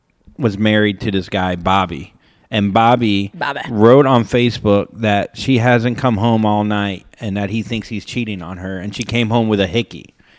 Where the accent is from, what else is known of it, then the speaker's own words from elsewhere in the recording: Florida, United States; I grew up in Florida, so it's, you know, close to South Florida, so I still don't know any Spanish.